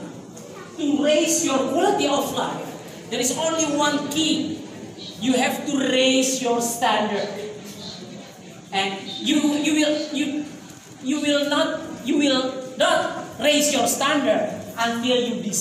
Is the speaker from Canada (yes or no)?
no; Indonesia; we came from Indonesia.